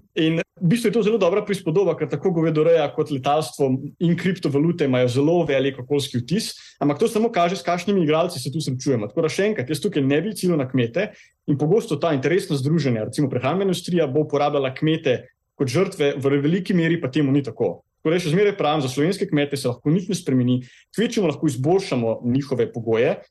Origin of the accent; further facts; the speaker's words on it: Kranjska Gora, Upper Carniola, Slovenia; Jaz prihajam iz Krajinske gore